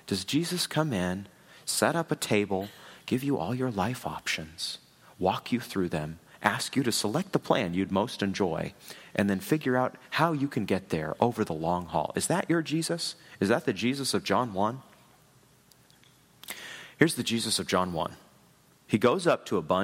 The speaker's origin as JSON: {"language": "English", "region": "New England", "country": "United States", "tie": "born or raised there", "also_born_or_lived": "Washington, D.C. / Chicago / Louisville, Kentucky", "moved": "as an adult", "lives_now": "Kansas City, United States", "said": "I grew up in New England."}